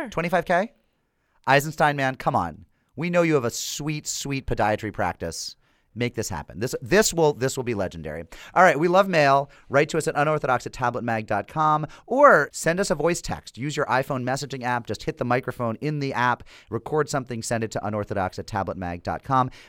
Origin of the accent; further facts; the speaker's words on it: United Kingdom; now in Vilnius, Lithuania; I'm a city councilor in Vilnius. I'm British, the first elected foreigner in Lithuania